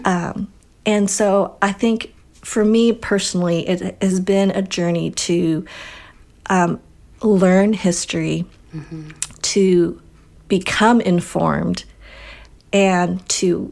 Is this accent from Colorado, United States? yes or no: yes; Colorado, United States; also born or lived in Wisconsin; growing up in Colorado